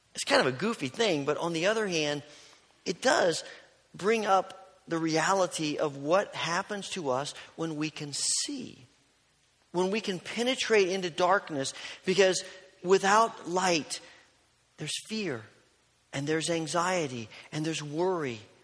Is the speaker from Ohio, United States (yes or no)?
no; southern Indiana, United States; also born or lived in Kentucky; growing up in Indiana, southern Indiana